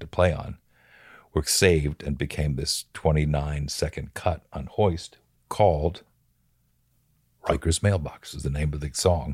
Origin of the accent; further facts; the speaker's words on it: Bethlehem, Pennsylvania, United States; I grew up in Bethlehem, Pennsylvania